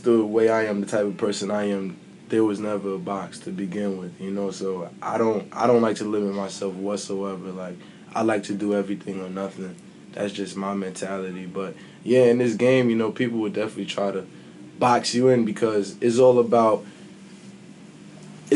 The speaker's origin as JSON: {"language": "English", "town": "New York City", "region": "New York", "country": "United States", "said": "I'm a kid from Brooklyn"}